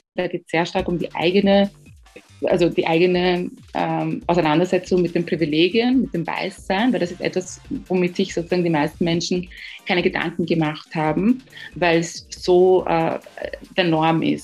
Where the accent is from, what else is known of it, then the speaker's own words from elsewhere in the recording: Ghana; now in Austria; ich komme aus Ghana.